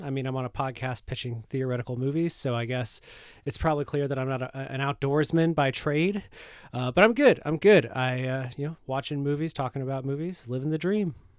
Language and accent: English; Michigan, United States; I'm from Michigan. We have a lot of cornfields here, too